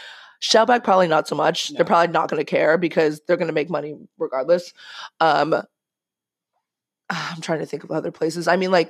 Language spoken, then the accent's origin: English; Manhattan Beach, California, United States; I would tell people I'm from Manhattan Beach